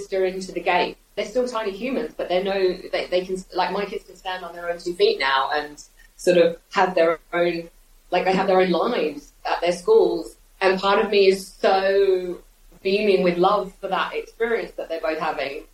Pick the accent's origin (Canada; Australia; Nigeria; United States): Australia; now in United Kingdom; I grew up in Australia